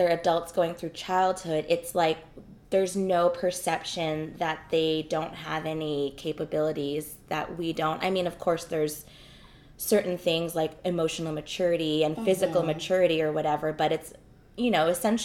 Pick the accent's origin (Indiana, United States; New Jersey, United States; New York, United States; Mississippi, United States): New York, United States; now in Southern California, United States; I grew up in New York. And now that I live in Southern California